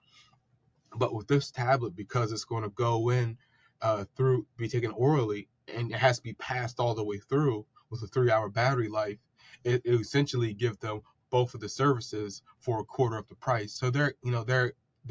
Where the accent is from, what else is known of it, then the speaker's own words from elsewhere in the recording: Princess Anne, Maryland, United States; I'm from Princess Anne, Maryland, which is a small town here on the eastern shore of Maryland. I've grown up here my entire life.